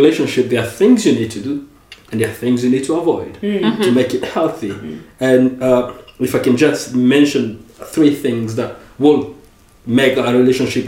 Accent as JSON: {"language": "English", "country": "DR Congo", "tie": "born or raised there", "also_born_or_lived": "United States", "second_language": "English", "moved": "yes", "lives_now": "Paris, France", "said": "growing up in the Congo"}